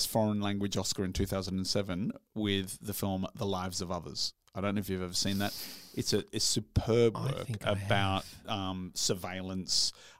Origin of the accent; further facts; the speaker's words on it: Yorkshire and the Humber, United Kingdom; From Yorkshire. Well, I'm from Yorkshire.